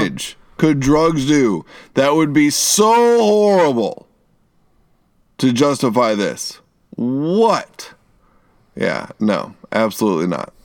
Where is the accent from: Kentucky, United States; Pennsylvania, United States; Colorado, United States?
Kentucky, United States; Eastern; we're from East Kentucky.